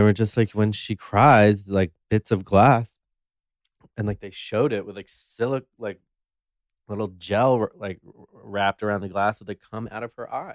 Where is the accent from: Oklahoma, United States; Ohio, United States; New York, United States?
New York, United States; New York City; I was born and raised in New York City on the Upper East Side